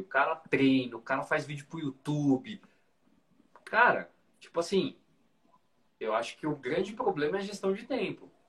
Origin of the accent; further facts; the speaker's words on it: Brazil; aqui no Brasil